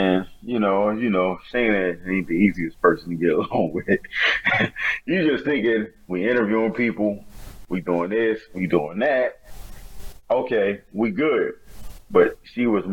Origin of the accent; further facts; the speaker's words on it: Wilmington, Delaware, United States; I'm from Wilmington, Delaware